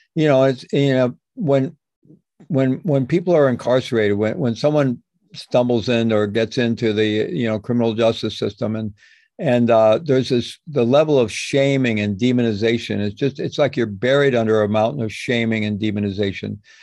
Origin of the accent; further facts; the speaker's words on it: Midwest, United States; I grew up in the Midwest in a good Roman Catholic family